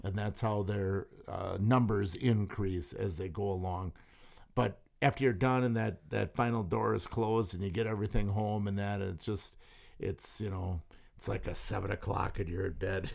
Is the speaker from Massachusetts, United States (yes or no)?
no; St. Peter, Wisconsin, United States; I grew up in Saint Peter